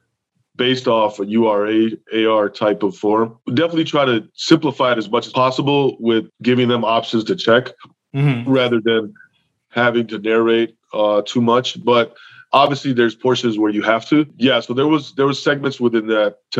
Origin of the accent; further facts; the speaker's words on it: Chicago, Illinois, United States; first language English; moved away as an adult; also born or lived in Saudi Arabia; I'm back in the U.S. I'm back in my hometown of Chicago, Illinois